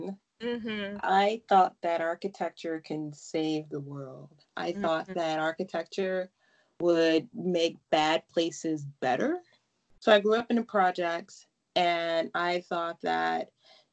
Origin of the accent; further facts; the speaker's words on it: United States; for us Americans who are not used to African names